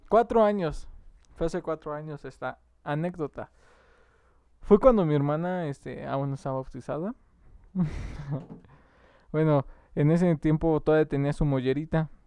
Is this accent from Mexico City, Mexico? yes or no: yes; Mexico City, Mexico; Los que somos de la Ciudad de México